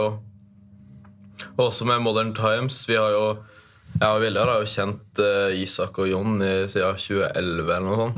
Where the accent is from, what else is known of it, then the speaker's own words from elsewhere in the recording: Oslo, Norway; accent: Oslo dialect; now in Tromsø, Norway; Men jeg har jo egentlig dialekt fra Oslo.